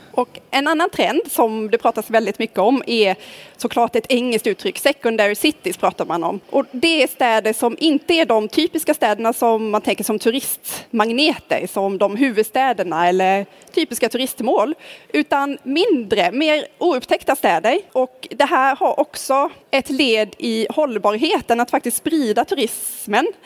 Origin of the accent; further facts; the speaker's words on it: Karlskrona, Blekinge, Sweden; now in Nynäshamn, Sweden; Jag kommer från Karlskrona som ligger i södra Sverige och bor numera i Stockholm, i Nynäshamn här